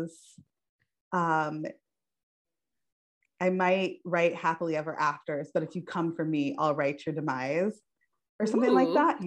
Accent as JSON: {"language": "English", "region": "Colorado", "country": "United States", "moved": "yes"}